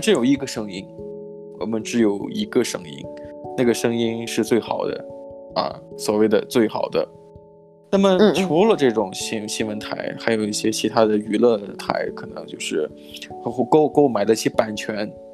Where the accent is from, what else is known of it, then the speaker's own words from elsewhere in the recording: Shandong, China; moved away; 我家乡在山东嘛，山东的这个嗯。电视台出了名的广告